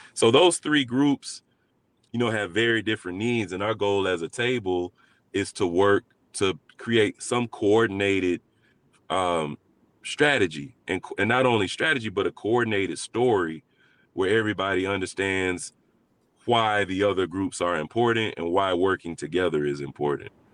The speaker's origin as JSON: {"language": "English", "town": "Montgomery", "region": "Alabama", "country": "United States", "tie": "born or raised there", "said": "I grew up, I was raised in, in Montgomery, Alabama"}